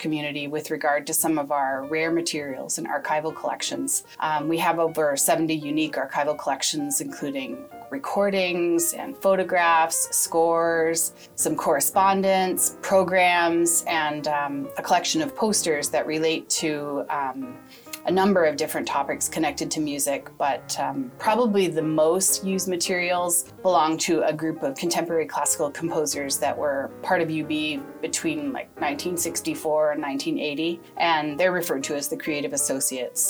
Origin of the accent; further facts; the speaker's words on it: Toronto, Ontario, Canada; moved away as an adult; now in Buffalo, United States; I'm originally from Toronto, Canada